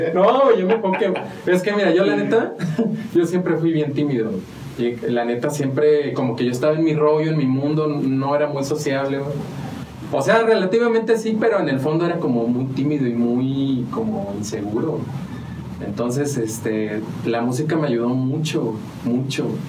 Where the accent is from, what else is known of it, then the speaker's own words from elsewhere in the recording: San Juan del Río, Querétaro, Mexico; also born or lived in Mexico City / Purépero, Michoacán / Amealco / Galindo; nací en la Ciudad de México, pero estoy registrado en Purépero, Michoacán, porque de allá es mi familia. Entonces, algo falló en el plan y terminamos aquí en San Juan